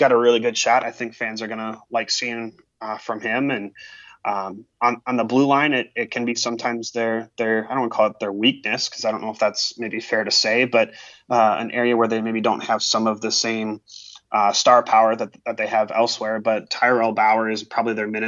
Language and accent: English; Minnesota, United States; now in Vancouver, Washington, United States; my hometown in Minnesota has more rinks in one building than the Portland and Vancouver Metro combined